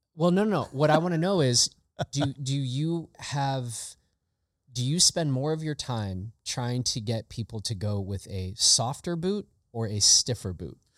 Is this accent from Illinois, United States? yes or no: yes; Chicago, Illinois, United States; I grew up in Chicago, in the Chicago area